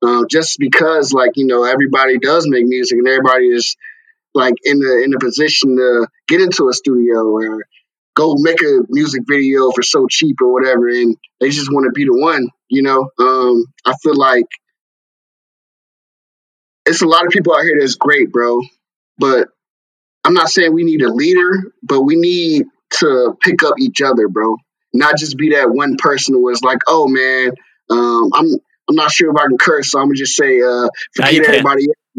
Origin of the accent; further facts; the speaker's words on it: Raleigh, North Carolina, United States; especially being where I'm from Raleigh, North Carolina. Huge city, people would think, but you know, being from here